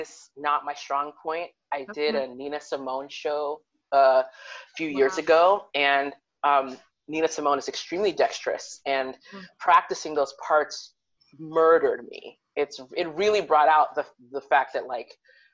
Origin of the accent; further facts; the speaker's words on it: Cincinnati, Ohio, United States; moved away as an adult; now in Columbus, United States; I'm from Cincinnati, but my like artistic home is in Columbus